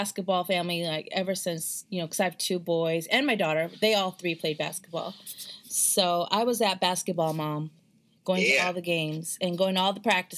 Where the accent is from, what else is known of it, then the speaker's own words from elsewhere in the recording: Wisconsin, United States; I made my mom get on a subway. We're from Wisconsin originally, so we got on the subway